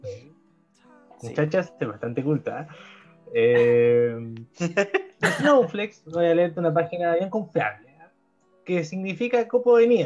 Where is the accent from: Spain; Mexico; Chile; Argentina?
Chile; En español, por favor, en español, yo soy chileno.